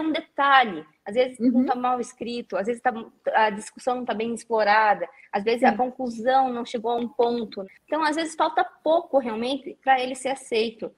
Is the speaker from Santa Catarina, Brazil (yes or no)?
no; interior of Paraná, Brazil; moved away as an adult; now in Curitiba, Brazil; eu sou uma menina que vem do interior do Paraná, tá aqui em Curitiba